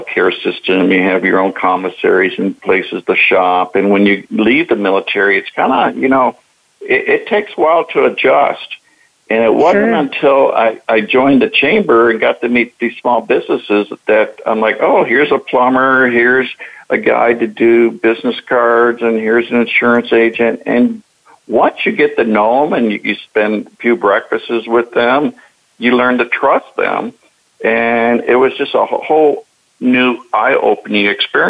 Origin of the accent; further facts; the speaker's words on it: Phoenix, Arizona, United States; moved away as an adult; also born or lived in Pensacola, Florida / Southern California; now in Mission Viejo, United States; I grew up in the Phoenix, Arizona area